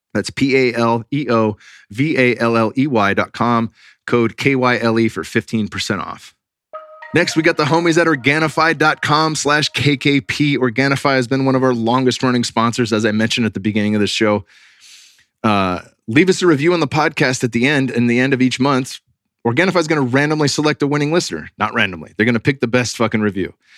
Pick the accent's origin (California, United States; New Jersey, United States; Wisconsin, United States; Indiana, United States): California, United States; Bay Area; I grew up in the Bay Area